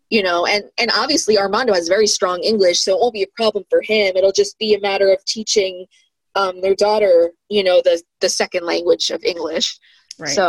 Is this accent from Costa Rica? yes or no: no; New York, United States; lived outside of New York for like uh, I don't know, like seven, eight years, and I I started losing my accent after like two years